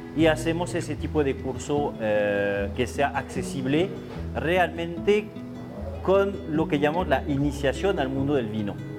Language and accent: Spanish; France; Spanish is a second language; moved away as an adult; also born or lived in Bordeaux / Mexico; now in Mexico City, Mexico; soy francés, eh, vivo aquí en México desde ya bastante tiempo, pero en mi cultura europea eh, yo nací en una cultura donde el vino es primordial